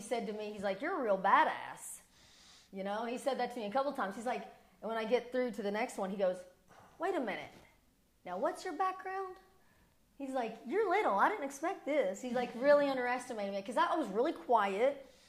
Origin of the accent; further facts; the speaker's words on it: Morehead, Kentucky, United States; moved away as an adult; also born or lived in Georgia; now in Las Vegas, United States; growing up in Kentucky